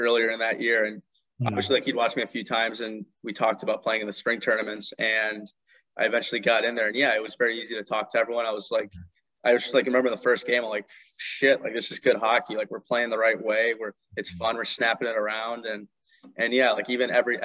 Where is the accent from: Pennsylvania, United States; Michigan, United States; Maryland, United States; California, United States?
California, United States; Los Angeles; I grew up in Los Angeles. I actually lived in the Valley.